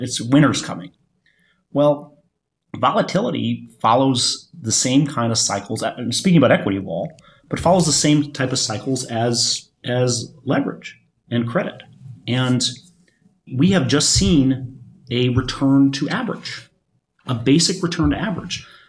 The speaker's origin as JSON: {"language": "English", "region": "Michigan", "country": "United States", "moved": "yes", "said": "I'm from Michigan, uh, Michigan, where my, where my parents live"}